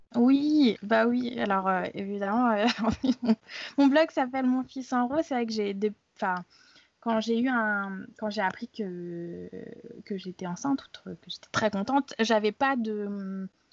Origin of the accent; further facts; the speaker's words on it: France; je suis française, née en France.